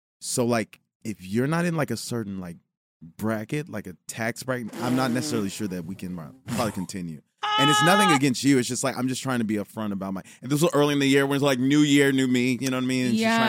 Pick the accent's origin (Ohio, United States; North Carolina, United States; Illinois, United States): Illinois, United States; Chicago; now in Los Angeles, United States; I'm from Chicago.